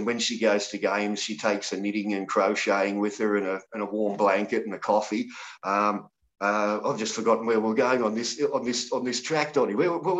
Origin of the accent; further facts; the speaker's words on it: Sydney, New South Wales, Australia; also born or lived in a small town; I grew up in Sydney for the first few years of my life. We left Sydney and went to a small town when I was about eight or so.